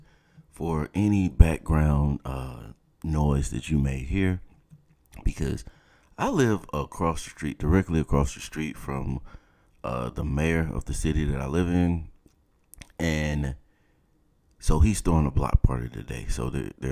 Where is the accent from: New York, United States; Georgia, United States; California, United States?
Georgia, United States; South; moved away; growing up in South Georgia